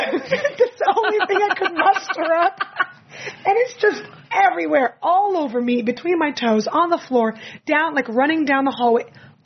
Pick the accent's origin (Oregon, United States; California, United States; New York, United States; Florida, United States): California, United States; San Francisco; now in Los Angeles, United States; San Francisco. That's my hometown.